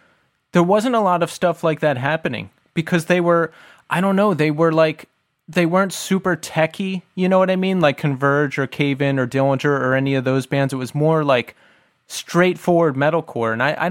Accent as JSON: {"language": "English", "town": "Philadelphia", "region": "Pennsylvania", "country": "United States", "tie": "born or raised there", "said": "No, we have Philadelphia ties. That is where we are from. I was born in the Northeast, raised in the suburbs, and then I lived in the city for 10 years."}